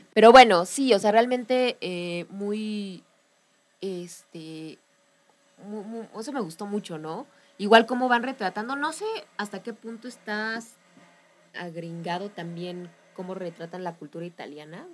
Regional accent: Mexico; como mexicanos nos damos cuenta

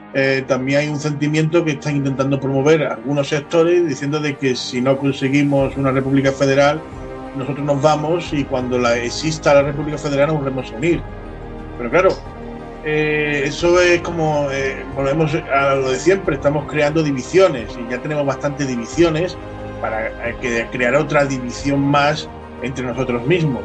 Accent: Málaga, Andalusia, Spain; accent: Andalusian; yo desde que me crié, yo soy de Málaga, desde que me crié

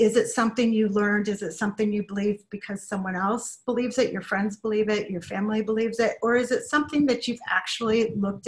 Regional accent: Chicago, Illinois, United States; moved away as an adult; now in California, United States; growing up in Chicago

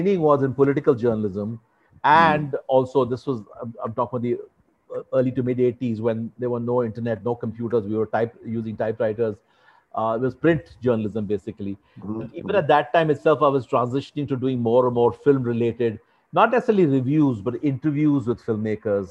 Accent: New Delhi, Delhi, India; now in New York, United States; I was born in New Delhi. I was born in Old Delhi, actually. But at a very early age, my father moved us to South Delhi. We grew up in Defence College. Then we moved to South Extension. That's where I grew up

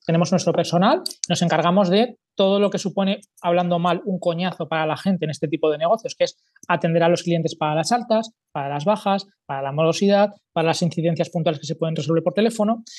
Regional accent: Zaragoza, Aragon, Spain; soy de Zaragoza, tengo 44 años

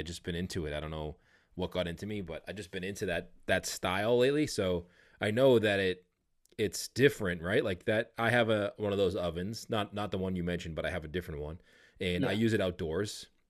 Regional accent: Boston, Massachusetts, United States; I'm from Boston

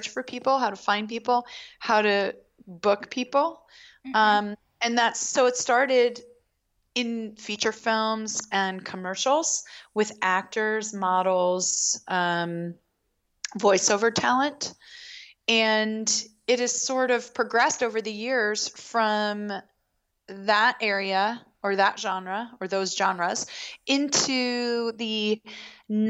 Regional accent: Baltimore, Maryland, United States; I grew up in Baltimore

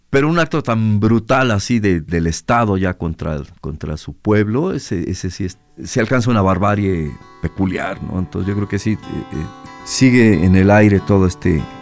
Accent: Guadalajara, Jalisco, Mexico; eh, soy músico, vengo de Guadalajara.

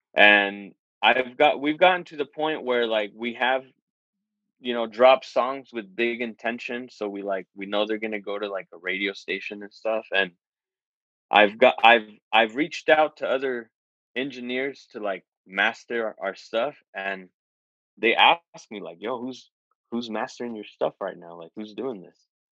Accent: California, United States; also born or lived in Nevada; We grew up in California, and then for a while we moved to Nevada

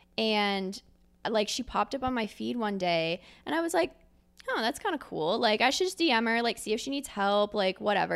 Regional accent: Philadelphia, Pennsylvania, United States; moved away as an adult; also born or lived in New York City; now in Columbus, United States; I'm originally from Philadelphia, Pennsylvania, grew up there my entire life

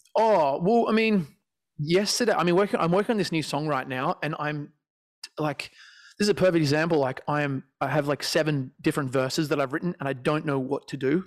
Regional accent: Australia; I'm Australian

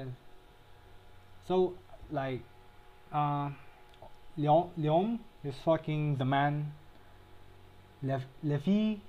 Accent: Philippines

